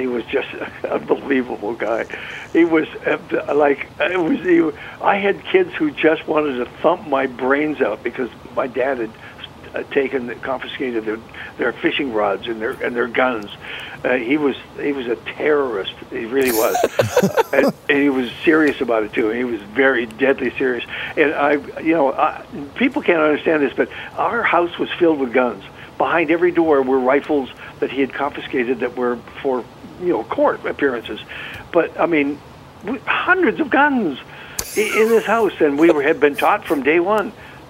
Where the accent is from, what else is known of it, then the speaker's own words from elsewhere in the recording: North Vancouver, British Columbia, Canada; also born or lived in North Kamloops; We grew up in North Vancouver and North Kamloops.